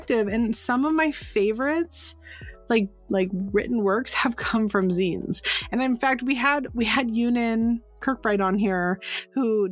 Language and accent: English; San Francisco, California, United States; moved away; I'm from San Francisco originally